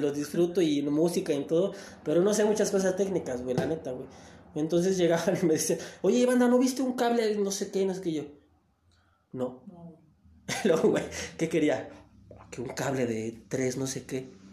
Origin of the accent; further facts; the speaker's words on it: Tapachula, Chiapas, Mexico; de ahí de mi tierra, de Tapachula